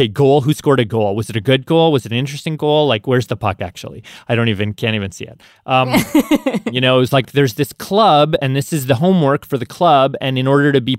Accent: Canada; moved away as an adult; now in United States; my parents' generation, they immigrated from Tanzania to Canada.

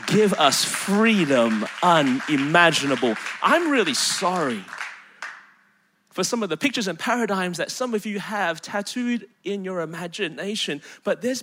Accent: Melbourne, Victoria, Australia; moved away as an adult; now in South Carolina, United States; Born and raised in Melbourne, Australia.

